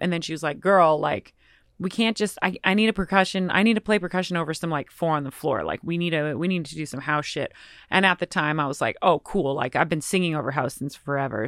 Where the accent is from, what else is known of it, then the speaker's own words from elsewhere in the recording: Nelson, British Columbia, Canada; moved away; also born or lived in Boston / Bed-Stuy, New York / Vancouver; Grew up in British Columbia in a very small town called Nelson